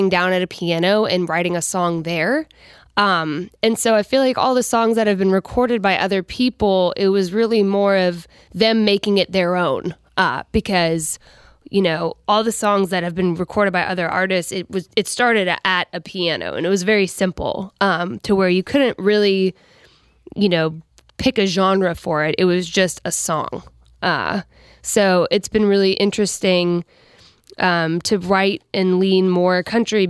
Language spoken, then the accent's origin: English; Colorado, United States; now in Nashville, United States; I'm from Colorado